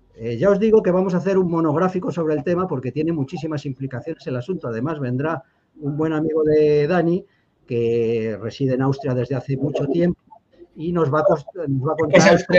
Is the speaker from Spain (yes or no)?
yes; the Meseta, Spain; nosotros los mesetarios